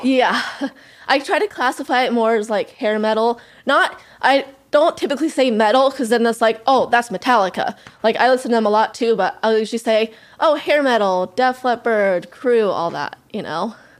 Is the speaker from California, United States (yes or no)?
yes; California, United States; moved away as an adult; also born or lived in Los Angeles, United States; now in Central Valley, United States; I grew up in Tahoe, so, and now I live in Central Valley